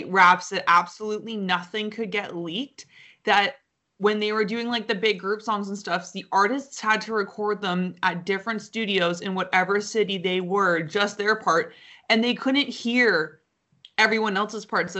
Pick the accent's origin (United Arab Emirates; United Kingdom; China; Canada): Canada; because we're Canadian